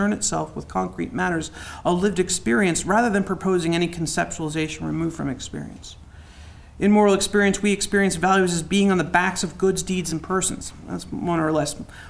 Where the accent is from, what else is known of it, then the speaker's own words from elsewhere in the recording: United States; also born or lived in Youngstown, Ohio / New Castle, Pennsylvania; I'm from Newcastle and Youngstown